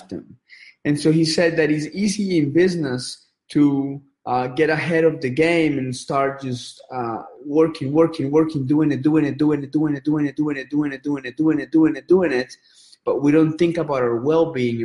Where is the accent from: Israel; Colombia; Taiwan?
Colombia; now in United States; I grew up in Colombia